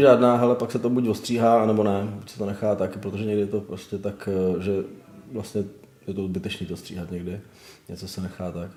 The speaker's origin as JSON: {"language": "Czech", "country": "Czechia", "moved": "yes", "lives_now": "Prague, Czechia", "said": "já jsem z toho západnějšího pohraničí vlastně taky původem, taky jsem sem připlaval."}